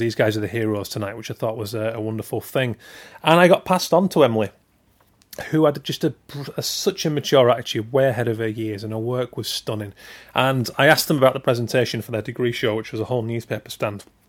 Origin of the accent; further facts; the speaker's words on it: Keighley, Yorkshire and the Humber, United Kingdom; I'm from Keighley, West Yorkshire